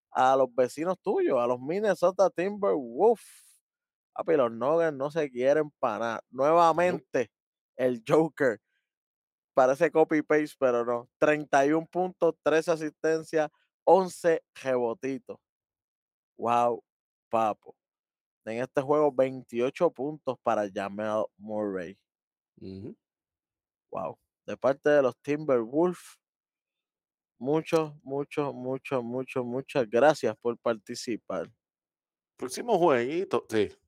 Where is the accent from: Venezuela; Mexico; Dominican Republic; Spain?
Dominican Republic; yo soy dominicano también.